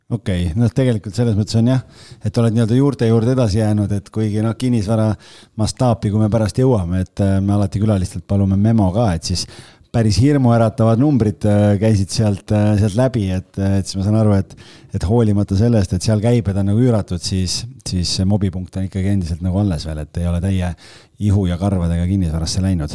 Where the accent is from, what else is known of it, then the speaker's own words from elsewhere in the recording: Estonia; ma olen eestlane